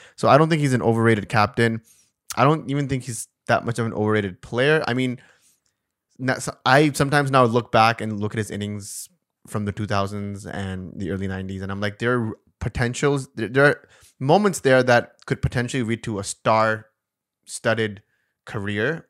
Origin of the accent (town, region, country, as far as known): Karachi, Sindh, Pakistan; born or raised there; moved away